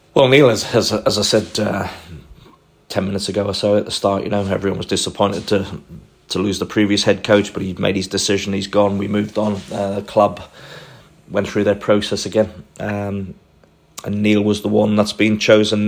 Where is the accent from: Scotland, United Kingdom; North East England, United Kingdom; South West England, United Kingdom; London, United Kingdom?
North East England, United Kingdom; Newcastle upon Tyne; as a young boy growing up in Newcastle or just outside of Newcastle